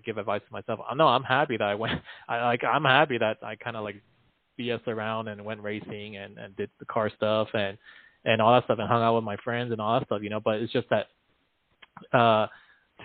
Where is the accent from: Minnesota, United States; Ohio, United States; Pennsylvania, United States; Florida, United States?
Florida, United States; Miami; moved away as an adult; also born or lived in China / Queens, New York; now in Central Texas, United States; I grew up in Miami